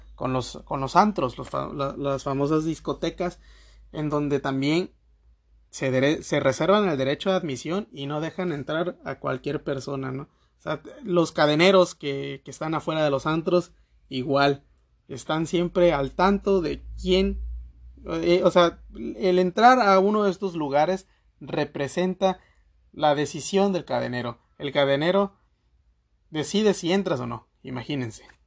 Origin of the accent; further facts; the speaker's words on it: Mexico; vivimos nosotros aquí como ciudadanos mexicanos